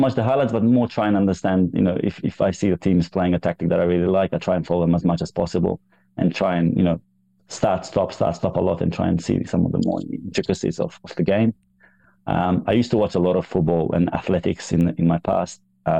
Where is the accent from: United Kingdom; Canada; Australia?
Australia; born there; Yeah, because I was born in Australia, I remember thinking a lot. I just wanted to be in Australia. I wanted to be back in Australia.